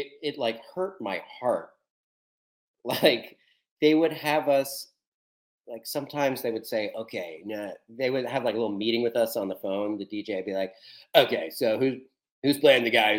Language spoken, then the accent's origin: English; Columbus, Ohio, United States; moved away; I'm from Columbus, Ohio.